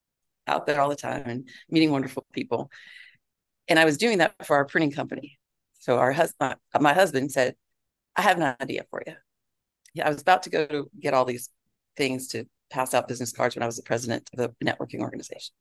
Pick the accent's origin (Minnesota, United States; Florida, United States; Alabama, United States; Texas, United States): Florida, United States; Broward County; now in Georgia, United States; I was raised in Broward County